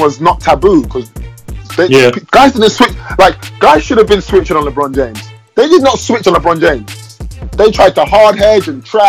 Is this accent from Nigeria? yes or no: yes; Nigeria; I'm Nigerian